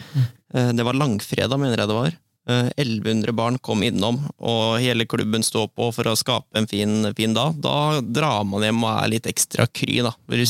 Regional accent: Borgen, Østfold, Norway; moved away as an adult; now in Sarpsborg, Norway; Jeg kommer fra Borgen. Ja. Eh, født og oppvokst eh

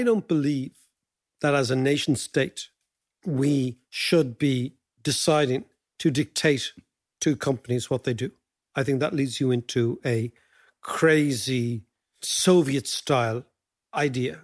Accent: Ireland; For us as Irish citizens

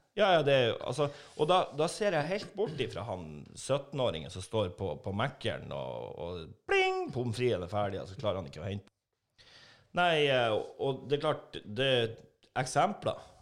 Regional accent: Northern Norway, Norway; now in Trondheim, Norway; Vi er jo nordlendinger

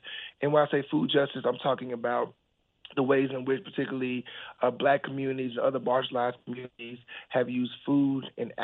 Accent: Texas, United States; I'm from Texas

